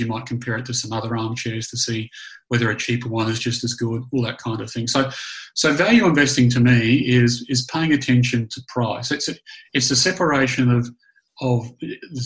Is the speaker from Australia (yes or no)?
yes; Australia; moved away as an adult; also born or lived in Canada / New Zealand; growing up in Australia